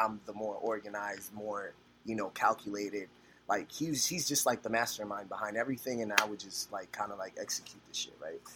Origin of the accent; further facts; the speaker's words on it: New York City, New York, United States; also born or lived in Dominican Republic (ancestry) / Los Angeles; I'm a kid from the Bronx, bro, from yeah. like 179 in Sedgwick and Burnside, right there.